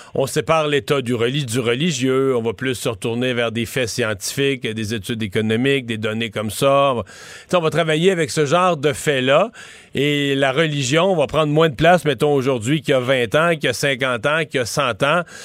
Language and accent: French; Quebec, Canada; chez nous au Québec